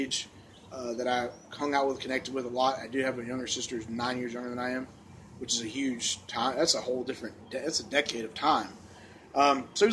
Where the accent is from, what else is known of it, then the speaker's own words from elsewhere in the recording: Evans, Georgia, United States; I grew up in Evans, Martinez area